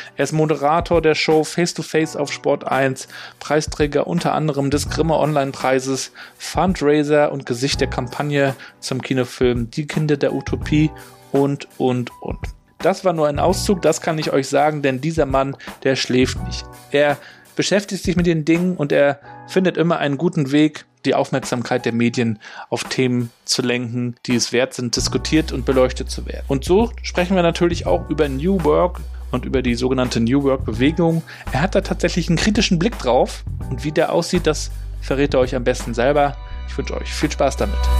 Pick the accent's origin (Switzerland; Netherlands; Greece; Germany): Germany; ich bin ja in der DDR aufgewachsen